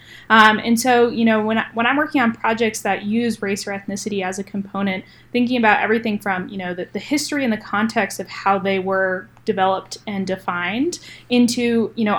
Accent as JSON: {"language": "English", "region": "New Hampshire", "country": "United States", "tie": "born or raised there", "also_born_or_lived": "North Carolina", "moved": "as an adult", "said": "I grew up in New Hampshire, which is a very predominantly white state"}